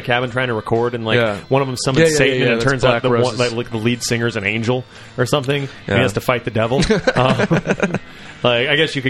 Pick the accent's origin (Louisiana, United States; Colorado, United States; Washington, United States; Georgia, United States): Louisiana, United States; moved away; also born or lived in New Orleans, Louisiana; I grew up in New Orleans. Or I didn't grow up in New Orleans. I went to school there, lived there for a long time. Grew up in another part of Louisiana